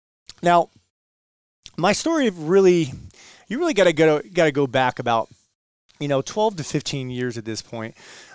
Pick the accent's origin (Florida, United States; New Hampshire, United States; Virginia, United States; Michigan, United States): Virginia, United States; one of the back roads where I grew up in Virginia.